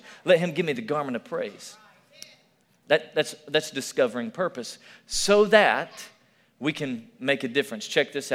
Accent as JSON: {"language": "English", "region": "Tennessee", "country": "United States", "also_born_or_lived": "Alabama", "moved": "yes", "said": "I'm from Tennessee"}